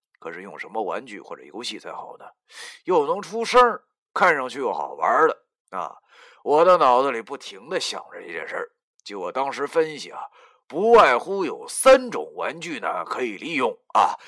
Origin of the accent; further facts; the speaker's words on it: Longjiang, Heilongjiang, China; 就像我的家乡龙江，龙江人出了名的虎，没办法，因为穷啊。贫穷导致了我们的彪悍，当然还有朴实不装假。